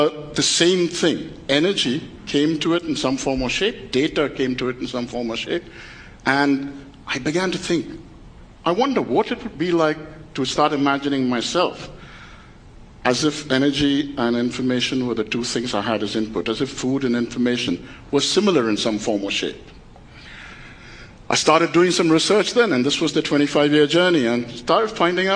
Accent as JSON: {"language": "English", "town": "Kolkata", "region": "West Bengal", "country": "India", "tie": "born or raised there", "said": "I was born in Calcutta, a family where my father and his father before him were journalists."}